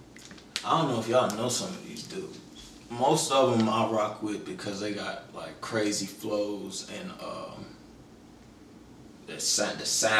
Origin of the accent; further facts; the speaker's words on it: Charlotte, North Carolina, United States; I'm born and bred. I was going to ask y'all, your QC top five.